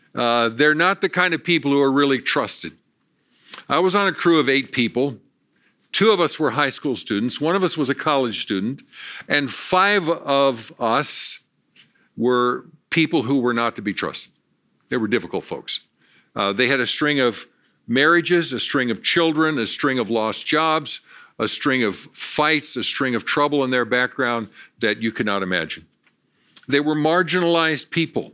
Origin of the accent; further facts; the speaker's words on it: Valentine, Nebraska, United States; I was born in Valentine, Nebraska